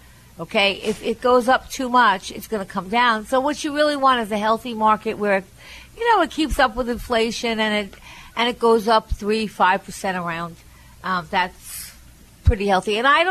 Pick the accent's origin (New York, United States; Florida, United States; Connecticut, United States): New York, United States; you really have to give up being a New Yorker